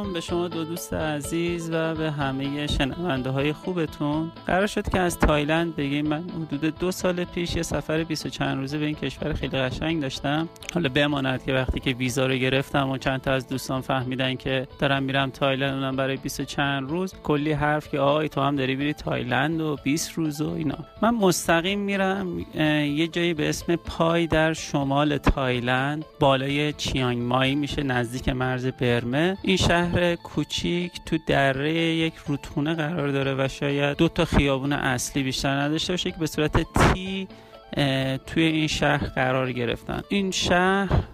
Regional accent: Iran; من اهل ایرانم

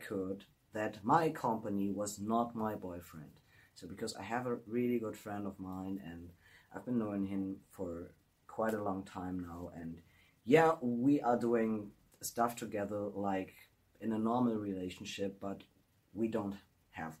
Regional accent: Germany; moved away; the absolute fantastic best Greek restaurant in my hometown.

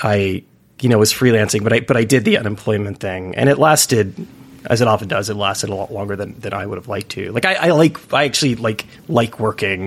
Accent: California, United States; moved away as an adult; now in New York City, United States; I'm from California. I went to school in Santa Cruz

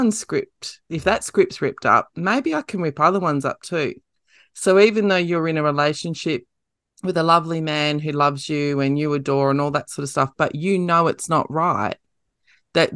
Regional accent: Merredin, Western Australia, Australia; my hometown in Meriden in WA

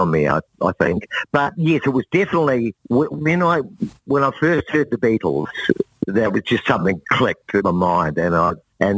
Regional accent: Alexandra, Otago, New Zealand; moved away as an adult; also born or lived in Dunedin, New Zealand / Invercargill, New Zealand; I was born in Dunedin in the South Island of New Zealand

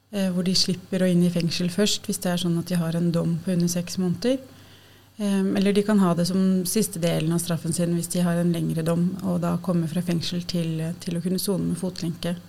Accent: Lillehammer, Innlandet, Norway; moved away as an adult; now in Oslo, Norway; Jeg er um, fra Lillehammer opprinnelig. og har Bodd i Oslo siden jeg flytta hit for å studere sosialt arbeid

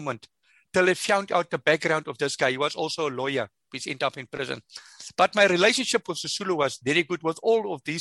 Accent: South Africa; I come from the farm.

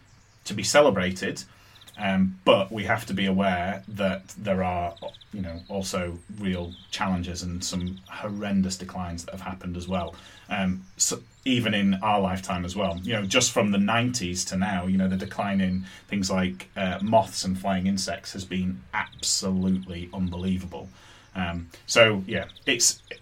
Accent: Yorkshire and the Humber, United Kingdom; moved away; The place where I grew up in Yorkshire

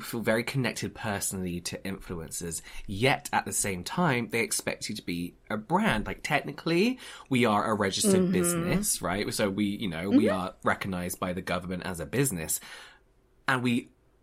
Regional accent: Frimley, South East England, United Kingdom; oh, Frimley

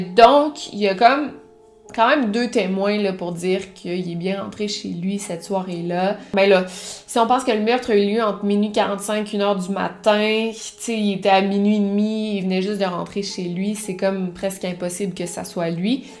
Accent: Quebec City, Quebec, Canada; je viens de la ville de Québec

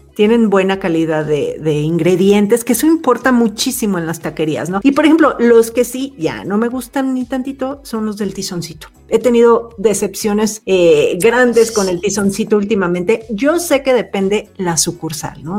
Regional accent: Mexico City, Mexico; como buena chilanga

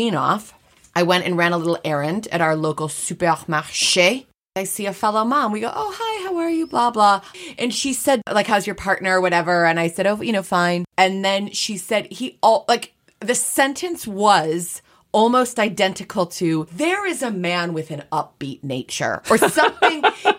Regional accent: Highland Park, Illinois, United States; I'm from Highland Park, Illinois.

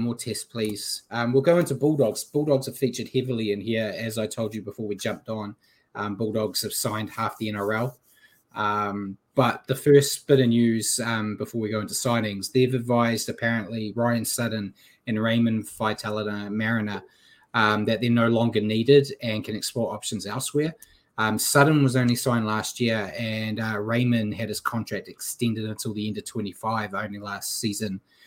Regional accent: New Zealand; as a Kiwi.

